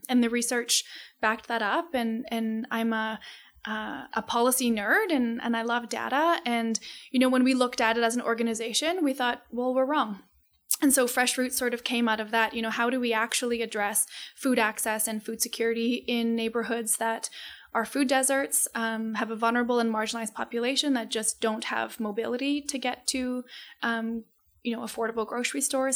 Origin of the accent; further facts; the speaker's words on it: Calgary, Alberta, Canada; we moved to Calgary when, I wanna say I was, like, two or three months old. So Calgary is my home